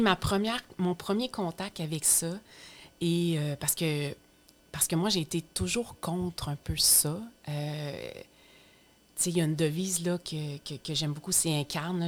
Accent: Estrie, Quebec, Canada; now in Lanaudière, Canada; je viens de l'Estrie, puis moi, je vis maintenant dans la Naudière

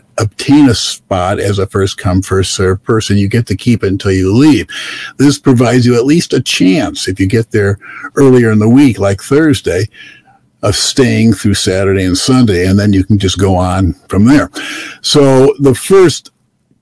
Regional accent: Michigan, United States; we're from Michigan, 1,000-plus miles from here

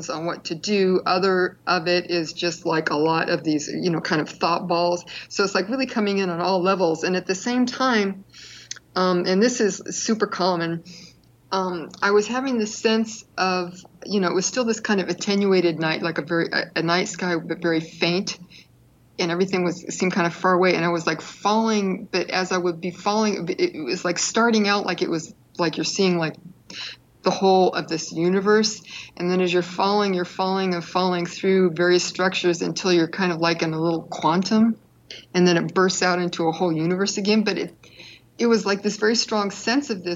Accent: East Bay, California, United States; I grew up in the East Bay in like the late 60s through the 70s

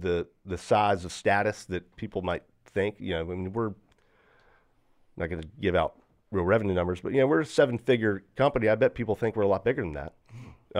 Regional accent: Greensboro, North Carolina, United States; I'm from Greensboro

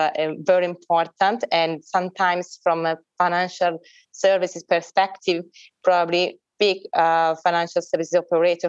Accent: Milan, Lombardy, Italy; Milan, this is my hometown

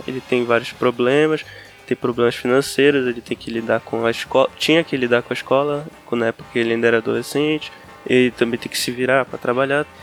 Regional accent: Belém, Pará, Brazil; Nascido e criado em Belém do, Belém do Pará

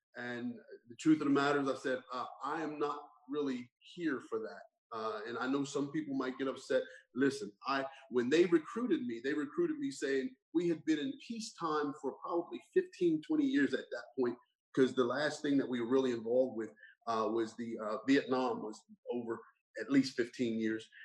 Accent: Burlington Township, New Jersey, United States; growing up in Burlington Township

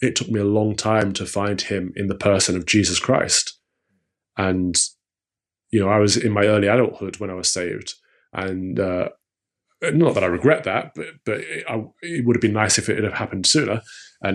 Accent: East Midlands, United Kingdom; now in London, United Kingdom; I grew up in the Midlands. So if you've heard of Robin Hood, Sherwood Forest, that's where I grew up

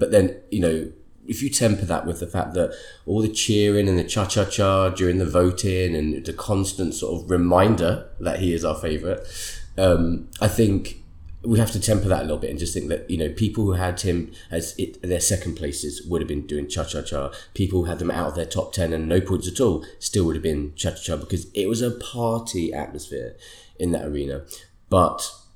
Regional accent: Sweden; moved away; my home country

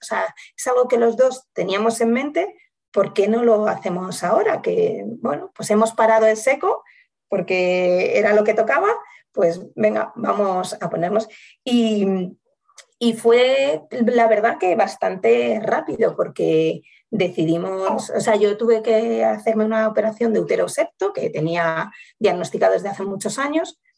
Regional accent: Salamanca, Castile and León, Spain; moved away as an adult; now in Madrid, Spain; yo soy de Salamanca, pero llevo viviendo en Madrid eh, como 13 años

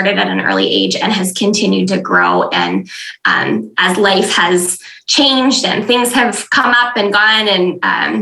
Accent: West Michigan, United States; I'm from West Michigan. I live in Grand Rapids with my husband.

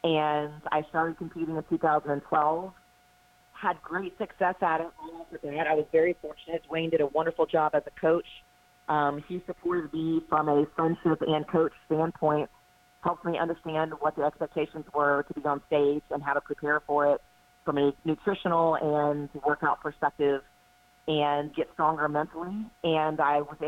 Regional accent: Houston, Texas, United States; moved away as an adult; now in Charlotte, United States; from Houston, Texas, which is where I grew up, to Charlotte, North Carolina, I moved here for a job in 2012.

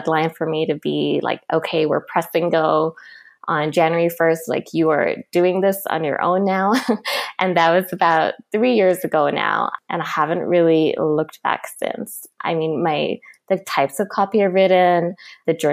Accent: Nairobi, Kenya; moved away as an adult; now in Vancouver, Canada; I'm originally from Nairobi, Kenya, and I moved here to Vancouver about 9 years ago when I started university

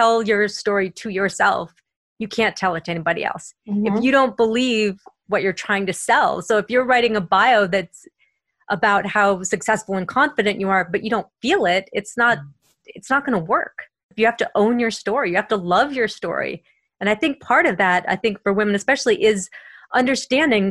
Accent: Boston, Massachusetts, United States; accent: Boston; I'm from Boston, and every once in a while, my Boston will come out

